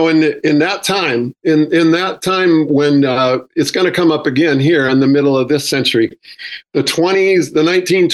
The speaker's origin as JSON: {"language": "English", "region": "Northern California", "country": "United States", "tie": "born or raised there", "said": "where I grew up in Northern California"}